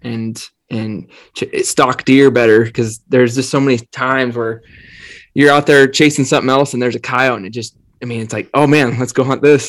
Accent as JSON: {"language": "English", "region": "Northeastern Oregon", "country": "United States", "tie": "born or raised there", "said": "I grew up in Northeastern Oregon"}